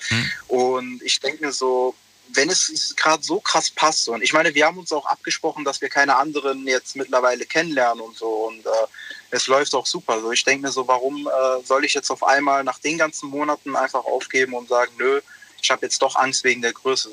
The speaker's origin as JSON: {"language": "German", "country": "Italy", "said": "ich bin Italiener"}